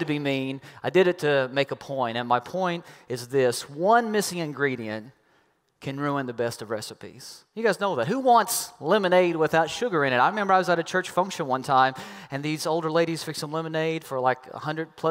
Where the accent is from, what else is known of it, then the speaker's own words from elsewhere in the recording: Kentucky, United States; I'm from Kentucky